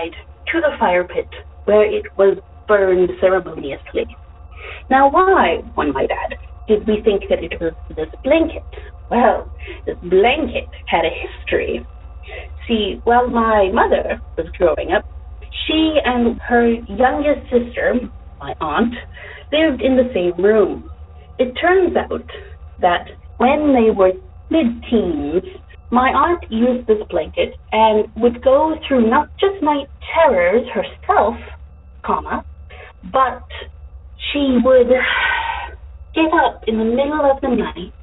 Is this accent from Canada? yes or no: yes; Canada; now in Dallas-Fort Worth, United States; I am in the DFW area now. However, I am from Canada